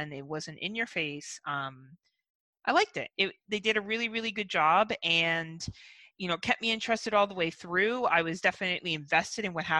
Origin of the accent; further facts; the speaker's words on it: Canada; as being a Canadian citizen